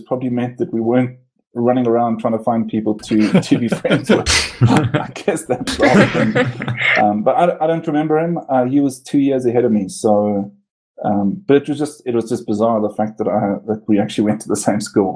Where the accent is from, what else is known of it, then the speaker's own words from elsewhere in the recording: Port Elizabeth, Eastern Cape, South Africa; now in Johannesburg, South Africa; I was born in Cape Town and I grew up in PE.